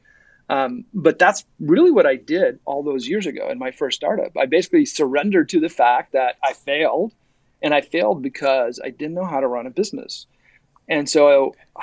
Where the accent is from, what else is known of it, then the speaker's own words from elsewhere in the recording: Ottawa, Ontario, Canada; moved away as an adult; also born or lived in Silicon Valley, United States; now in Toronto, Canada; I grew up in Ottawa, and I went down to the Valley